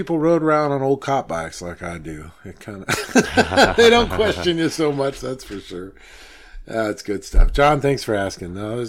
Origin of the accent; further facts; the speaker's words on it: United States; I'm an American